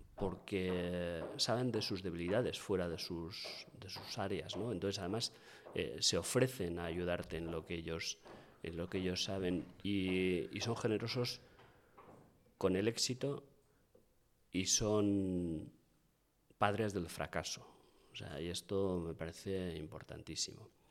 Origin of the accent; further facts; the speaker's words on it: Bilbao, Basque Country, Spain; como buen bilbaíno